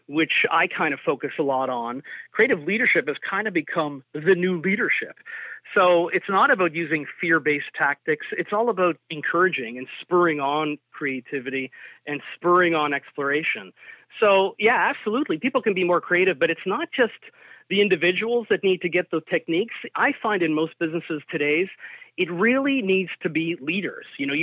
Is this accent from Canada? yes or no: yes; Toronto, Ontario, Canada; I'm originally from Toronto, born of a Portuguese heritage.